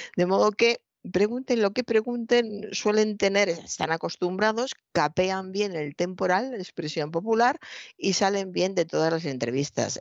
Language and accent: Spanish; Toledo, Castilla-La Mancha, Spain; soy de Toledo, eh, he visto durante toda mi infancia y mi juventud un maravilloso cuadro del Greco